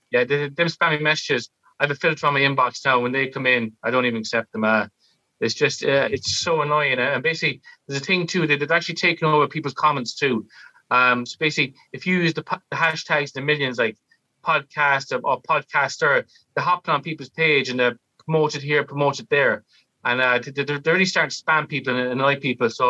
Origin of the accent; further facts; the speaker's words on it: Northampton, East Midlands, United Kingdom; I grew up in Northampton for 12 years.